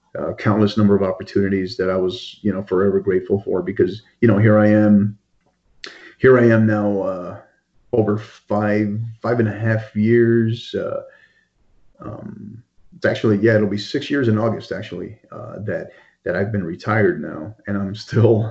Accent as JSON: {"language": "English", "town": "El Paso", "region": "Texas", "country": "United States", "tie": "born or raised there", "moved": "as an adult", "lives_now": "El Paso, United States"}